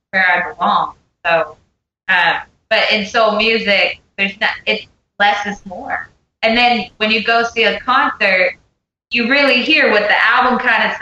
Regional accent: Pennsylvania, United States; now in Nashville, United States; I live in Nashville, and I grew up in Pennsylvania

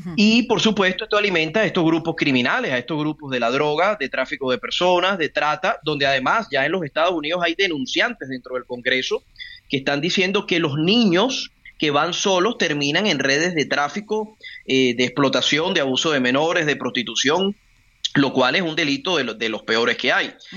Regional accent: Venezuela; now in Colombia; Yo soy inmigrante, yo estoy en Colombia en este momento, soy venezolano

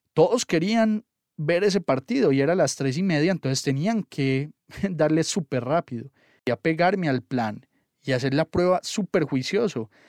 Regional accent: Antioquia, Colombia

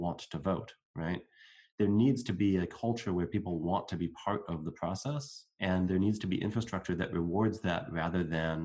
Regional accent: United States; I'm going to speak as an American, there are certain groups within my country

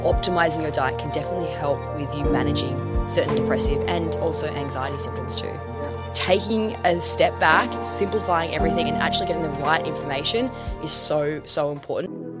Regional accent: Tasmania, Australia; now in Melbourne, Australia; I grew up in Tassie

